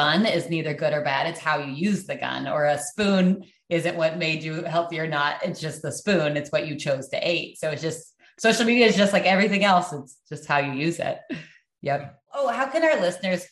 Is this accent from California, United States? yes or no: no; Iowa, United States; We're from Iowa